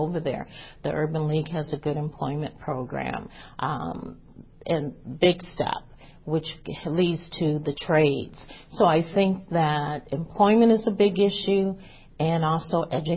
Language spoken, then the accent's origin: English; Madison, Wisconsin, United States; I was born and raised in Madison